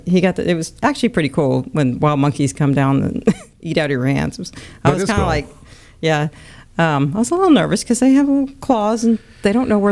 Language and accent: English; California, United States; I was born in California.